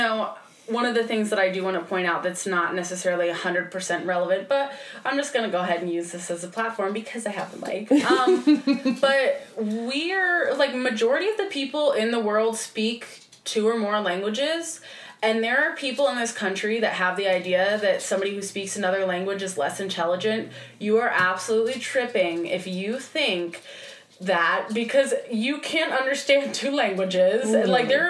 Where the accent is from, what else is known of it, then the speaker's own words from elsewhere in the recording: Midwest, United States; growing up in the Midwest and in a very religious part of the country, too, I was always told that different was wrong.